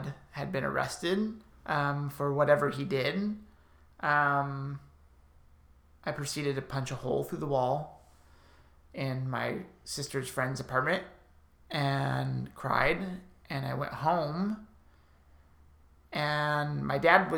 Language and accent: English; Burbank, California, United States; I grew up in Burbank, California, born and raised